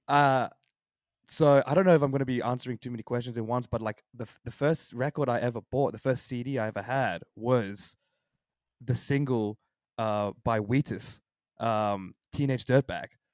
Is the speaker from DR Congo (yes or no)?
no; Sydney, New South Wales, Australia; I was born and raised in Sydney my whole life